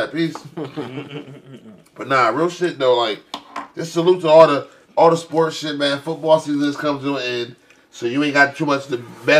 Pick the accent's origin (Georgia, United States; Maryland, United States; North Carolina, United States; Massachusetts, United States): Massachusetts, United States; Y'all, I'm from Massachusetts, bro.